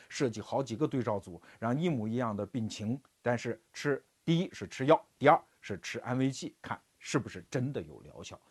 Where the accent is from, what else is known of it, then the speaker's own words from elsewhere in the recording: China; 我们中国人最机灵哈